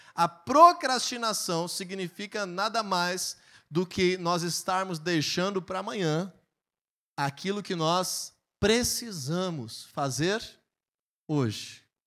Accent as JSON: {"language": "Portuguese", "country": "Brazil", "said": "como um bom brasileiro"}